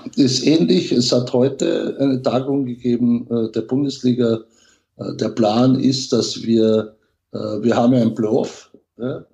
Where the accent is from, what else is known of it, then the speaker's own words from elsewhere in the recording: Carinthia, Austria; moved away; also born or lived in Vienna; Ich bin ja in Kärnten aufgewachsen